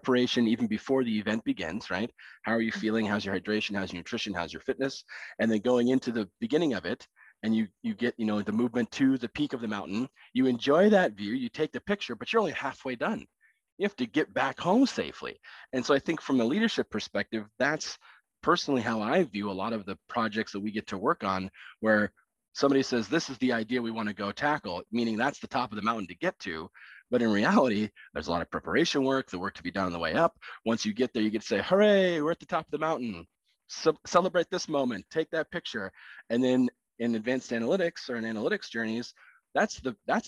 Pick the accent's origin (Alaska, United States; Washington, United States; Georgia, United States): Alaska, United States; I had the pleasure of growing up in Alaska, no choice of my own. My parents were there, and that's where I was born